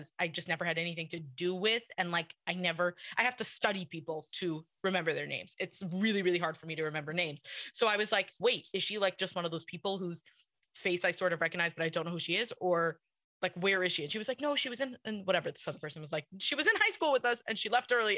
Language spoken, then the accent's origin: English; New York City, New York, United States; I grew up in Kew Garden Hills where I still live.